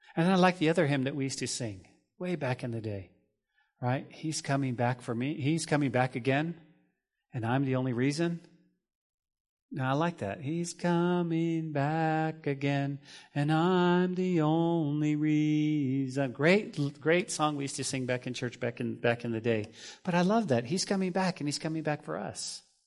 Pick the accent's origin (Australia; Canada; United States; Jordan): United States; New Mexico; Growing up in New Mexico, we would often make money as kids to pull weeds